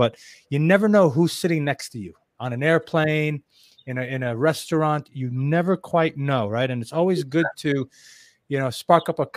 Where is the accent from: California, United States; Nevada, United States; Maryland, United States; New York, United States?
New York, United States; New York City; also born or lived in Israel; now in South Florida, United States; I'm originally from New York City, but I moved to Israel, lived in Israel for many years